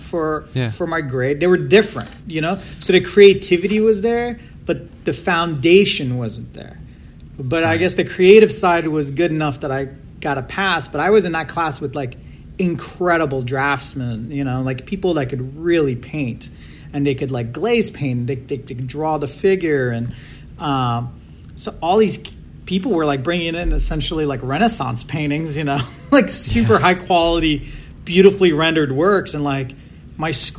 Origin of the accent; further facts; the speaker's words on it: Virginia, United States; also born or lived in Iran; I grew up in Virginia, right outside of DC